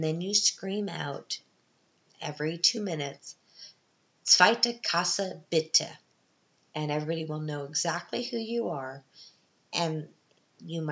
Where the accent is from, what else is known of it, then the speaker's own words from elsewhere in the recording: Canada; now in Vienna, Austria; I'm Canadian